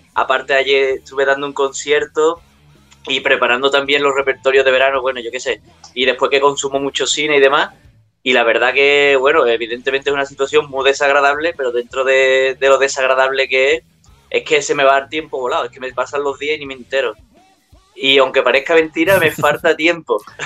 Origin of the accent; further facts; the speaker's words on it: Utrera, Andalusia, Spain; aquí en mi pueblo, Nutrera